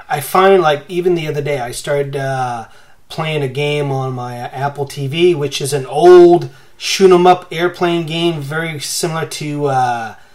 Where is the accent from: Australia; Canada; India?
Canada; I grew up along the U.S. and Canadian border